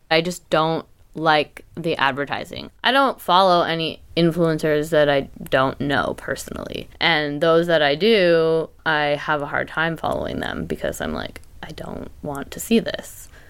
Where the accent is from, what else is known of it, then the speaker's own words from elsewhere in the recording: Canada; now in Portland, United States; I'm Canadian